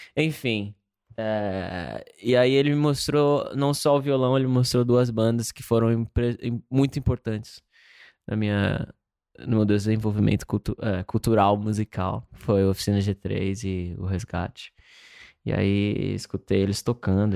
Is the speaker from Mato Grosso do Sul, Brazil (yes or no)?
yes; Campo Grande, Mato Grosso do Sul, Brazil; moved away as an adult; now in Los Angeles, United States; nasci em Campo Grande, Mato Grosso do Sul